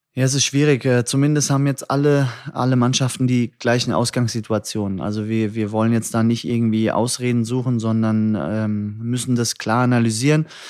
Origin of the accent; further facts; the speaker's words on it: Hattersheim, Hesse, Germany; also born or lived in Frankfurt (Nieder-Eschbach, Höchst, Bockenheim) / Liederbach; geboren im Nordwestkrankenhaus, ersten zwei Lebensjahre in Niedereschbach, dann über Höchst unter Liederbach nach Hattersheim und dann nach Bockenheim